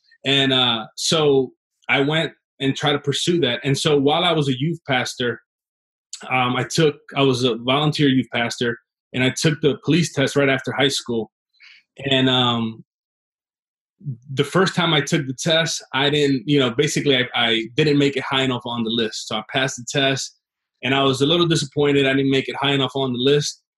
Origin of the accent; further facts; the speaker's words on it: Trenton, New Jersey, United States; also born or lived in Chicago, Illinois; Grew up in Trenton, New Jersey